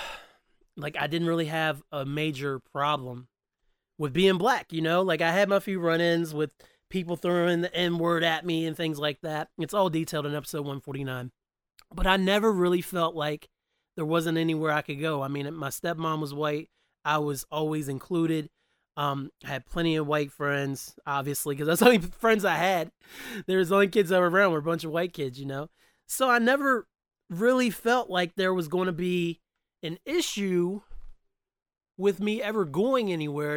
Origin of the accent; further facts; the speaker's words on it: West Virginia, United States; I've lived in West Virginia since the time I was nine years old